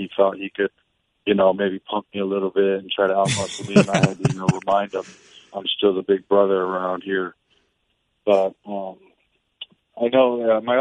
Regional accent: Midwest, United States; I grew up in the Midwest

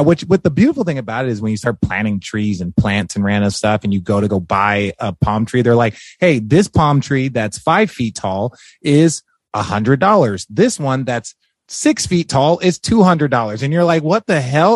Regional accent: Glendale, Arizona, United States; moved away as an adult; also born or lived in Los Angeles, California / Phoenix, Arizona; now in Hermosa Beach, United States; I grew up in Glendale, Arizona

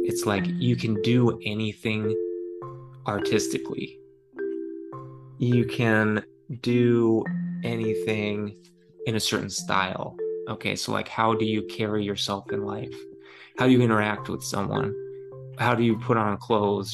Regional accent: Lafayette, Colorado, United States; now in San Francisco, United States; I grew up in Lafayette, Colorado, beautiful Lafayette, Colorado

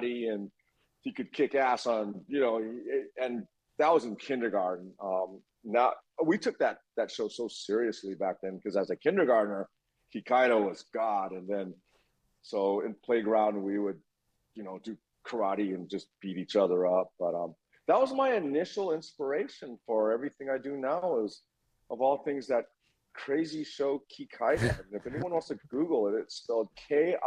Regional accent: Honolulu, Hawaii, United States; moved away; also born or lived in Kentucky / Los Angeles; I grew up in Hawaii

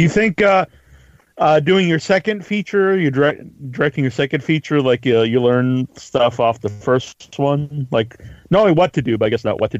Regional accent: Massachusetts, United States; I'm from Massachusetts

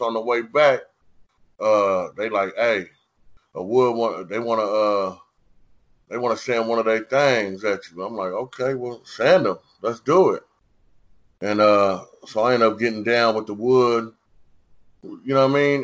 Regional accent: San Diego, California, United States; I'm from San Diego

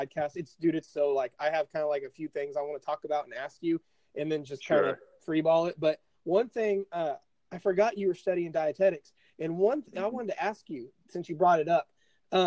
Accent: 30 miles south of Indianapolis, United States; I'm basically about 30 miles south of Indy

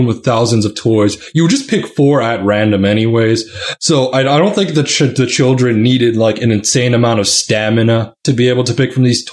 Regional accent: Canada; I'm Canadian.

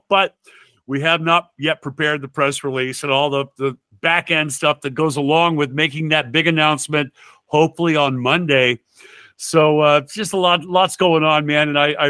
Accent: Sioux Falls, South Dakota, United States; here in Sioux Falls in my hometown

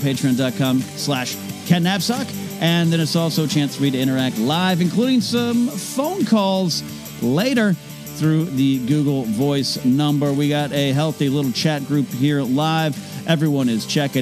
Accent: Arroyo Grande, California, United States; my hometown of Rio Grande, California

